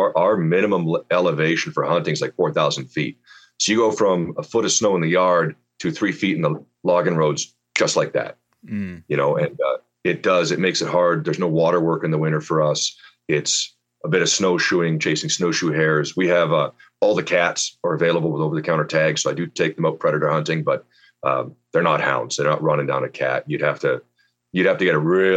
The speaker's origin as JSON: {"language": "English", "area": "outside of Vancouver", "region": "British Columbia", "country": "Canada", "tie": "born or raised there", "moved": "as an adult", "lives_now": "Kelowna, Canada", "said": "I grew up outside of Vancouver, British Columbia, and I had a dog and no hunting"}